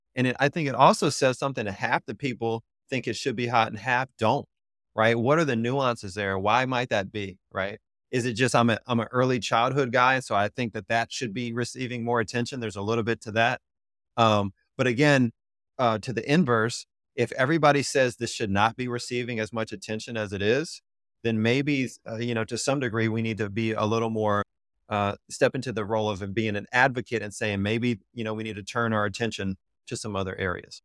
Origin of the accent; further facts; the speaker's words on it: Louisiana, United States; moved away; I'm originally from Louisiana